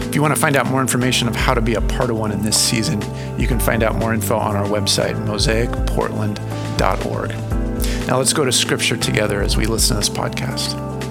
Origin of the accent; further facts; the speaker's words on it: Southern California, United States; I grew up in Southern California.